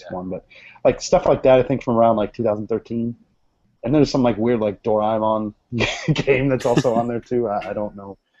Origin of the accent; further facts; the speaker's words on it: United States; as an American